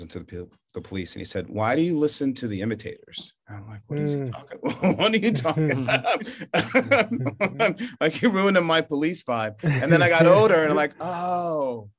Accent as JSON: {"language": "English", "region": "New Jersey", "country": "United States", "tie": "born or raised there", "also_born_or_lived": "Charleston, South Carolina", "moved": "as an adult", "said": "grew up in New Jersey"}